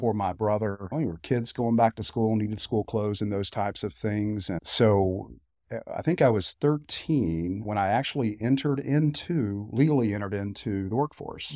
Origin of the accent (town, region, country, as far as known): Sevier County, Tennessee, United States; born or raised there; also born or lived in Knoxville, Tennessee